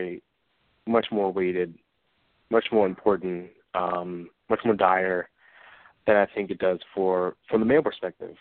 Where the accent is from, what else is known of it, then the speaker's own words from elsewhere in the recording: Philadelphia, Pennsylvania, United States; I grew up in West Philly